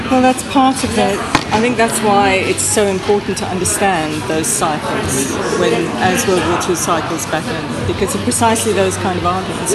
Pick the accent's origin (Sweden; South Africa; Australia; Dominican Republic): South Africa; moved away as an adult; now in London, United Kingdom; a lot of my interest in media came from being South African